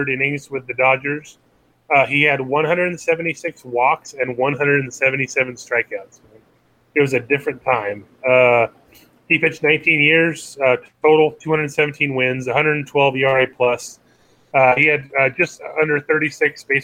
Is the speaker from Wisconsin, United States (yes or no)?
no; Palm Springs, California, United States; where I grew up in Palm Springs